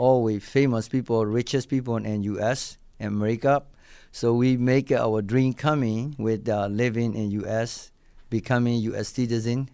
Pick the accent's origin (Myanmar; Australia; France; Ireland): Myanmar; English is a second language; moved away as an adult; also born or lived in Japan; now in Buffalo, United States; I'm originally came from Burma, you know, like, I'm Burmese guy